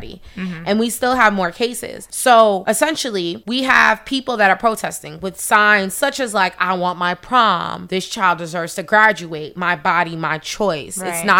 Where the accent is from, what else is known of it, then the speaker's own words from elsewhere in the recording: New York, United States; as a New Yorker